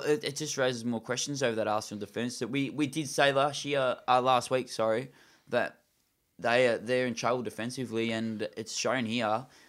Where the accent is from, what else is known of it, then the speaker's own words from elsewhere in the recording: Australia; I'm an Australian